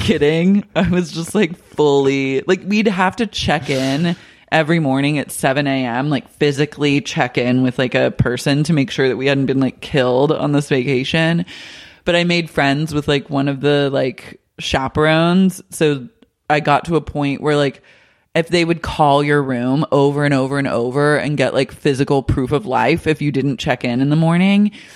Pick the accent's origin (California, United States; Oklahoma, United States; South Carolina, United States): Oklahoma, United States; now in West Hollywood, United States; Growing up in Oklahoma